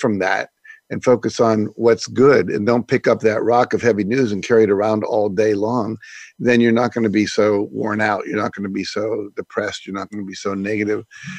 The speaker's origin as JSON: {"language": "English", "town": "Wheeling", "region": "West Virginia", "country": "United States", "tie": "born or raised there", "also_born_or_lived": "Texas / Minnesota / Nebraska / Florida", "said": "I was born in Texas. My dad was in the Air Force. We traveled around. By the time I was six, we'd lived in Texas, Minnesota, Nebraska, and Florida, and settled in Wheeling, West Virginia."}